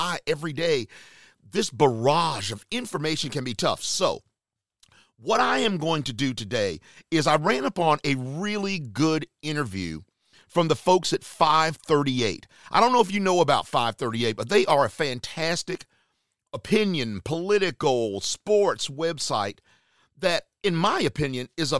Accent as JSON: {"language": "English", "town": "Charlotte", "region": "North Carolina", "country": "United States", "tie": "born or raised there", "moved": "yes", "lives_now": "Atlanta, United States", "said": "my hometown area, Charlotte, North Carolina"}